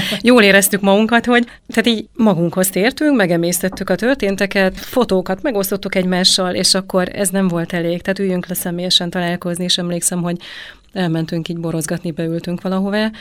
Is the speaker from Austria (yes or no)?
no; Transylvania, Romania; én ugye Erdélyből származom